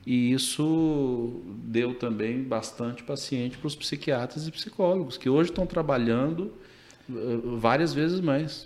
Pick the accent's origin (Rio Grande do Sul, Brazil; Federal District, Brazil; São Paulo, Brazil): Federal District, Brazil; Brasília; moved away as an adult; now in Manaus, Brazil; eu já nasci em Brasília, fiz a minha faculdade de medicina lá